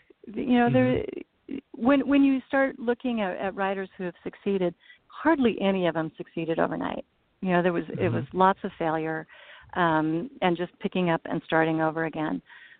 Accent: Nebraska, United States; I was born and raised around Nebraska. I grew up kind of all over. My dad was in retail, so we moved a lot.

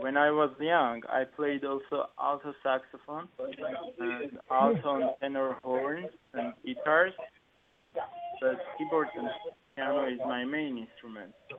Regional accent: Armenia; moved away as an adult; I born in Armenia and raised in my home country of Armenia

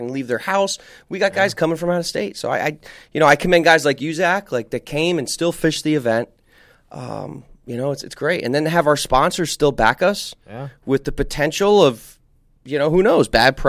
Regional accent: New Jersey, United States; moved away; New Jersey, you know, my home state

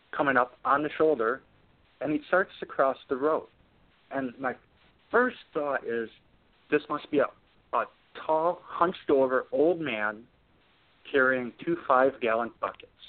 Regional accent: Wisconsin, United States; I'm from Wisconsin. You know, raised in Wisconsin

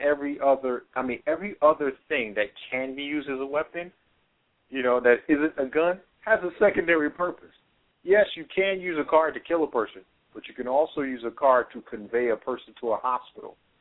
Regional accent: New York City, New York, United States; that was my hometown. I was born there

